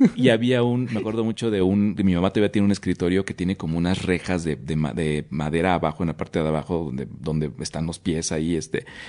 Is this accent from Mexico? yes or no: yes; Oaxaca, Mexico; como buen oaxaqueño